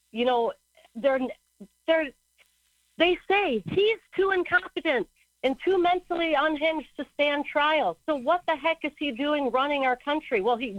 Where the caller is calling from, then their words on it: Kauai, Hawaii, United States; I'm calling from Hawaii.